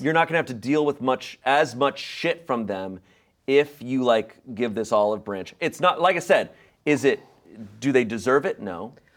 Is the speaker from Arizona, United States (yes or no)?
yes; Arizona, United States; also born or lived in Virginia; now in Los Angeles, United States; growing up in Arizona